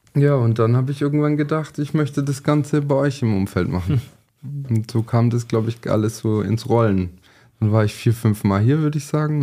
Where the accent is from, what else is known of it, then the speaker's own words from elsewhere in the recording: Sindelfingen, Baden-Württemberg, Germany; geboren in Sindelfing, ähm, von der Hauptschule alle Schulen nachgeholt